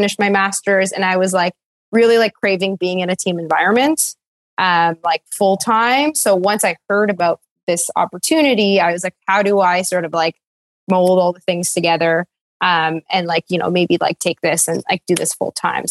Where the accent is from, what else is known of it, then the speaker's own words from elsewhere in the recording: Ottawa, Ontario, Canada; moved away as an adult; now in Toronto, Canada; I'm from Ottawa originally